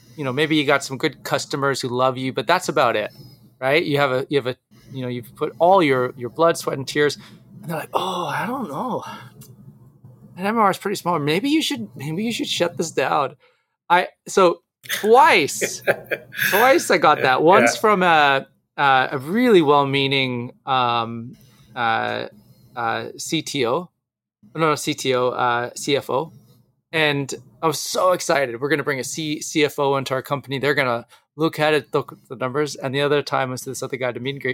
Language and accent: English; Canada; being a Canadian entrepreneur